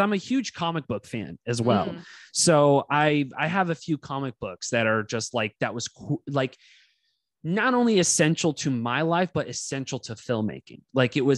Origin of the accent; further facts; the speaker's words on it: Castro Valley, California, United States; I grew up in Cache Valley, California. It was like in the Inner Bay area.